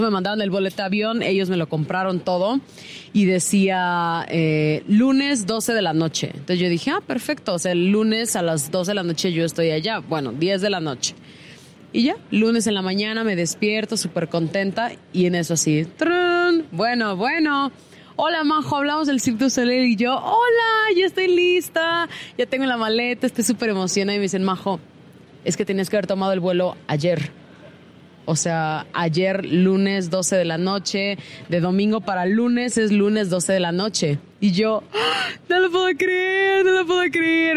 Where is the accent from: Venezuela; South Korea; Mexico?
Mexico; siendo mexicano